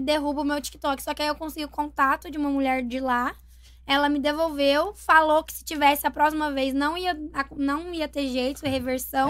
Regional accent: Brazil; o pessoal lá da minha cidade, lá de Porto de Caldas

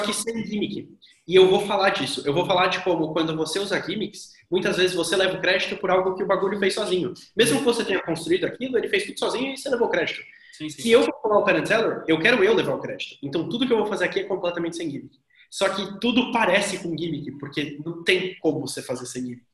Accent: Brazil; eu sou brasileiro

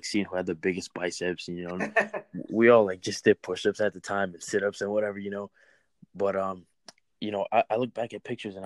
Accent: San Diego, California, United States; now in New Jersey, United States; I'm originally from San Diego

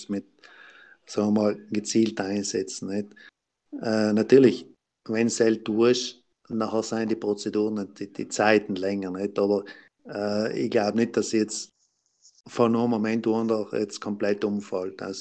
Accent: Trentino-Alto Adige, Italy; als Südtiroler, als Gemeinde das brauchen, glaube ich jetzt nicht.

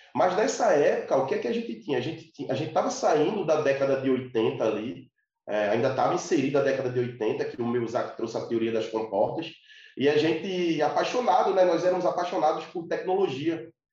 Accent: Recife, Pernambuco, Brazil; Eu sou de Recife, Pernambuco, Nordeste

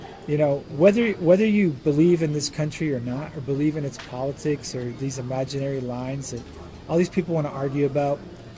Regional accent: United States; moved away as an adult; now in Ukraine; I'm an American

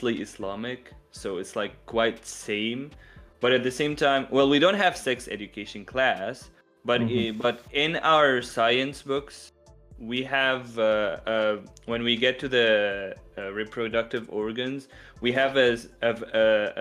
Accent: Syria; even in my country where I come from, I come from Syria

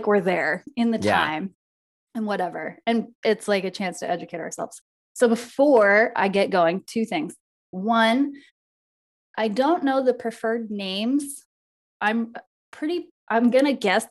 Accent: United States; we're American

